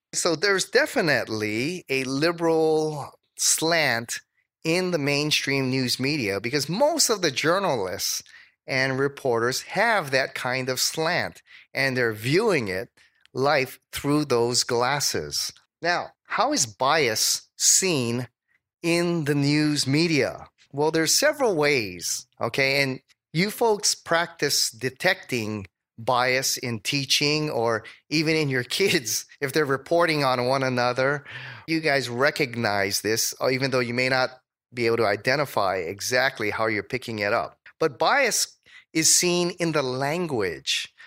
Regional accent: Hawaii, United States; moved away; also born or lived in Dallas; I was from Hawaii.

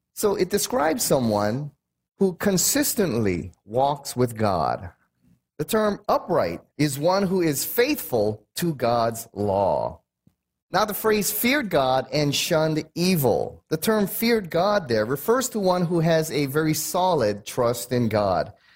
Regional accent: United States; I'm American

